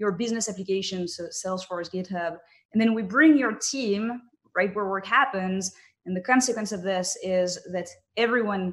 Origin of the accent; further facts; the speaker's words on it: France; I was raised in France